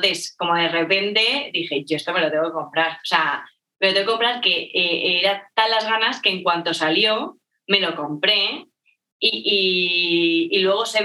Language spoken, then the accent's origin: Spanish; Madrid, Community of Madrid, Spain; also born or lived in Barcelona; soy, soy de Madrid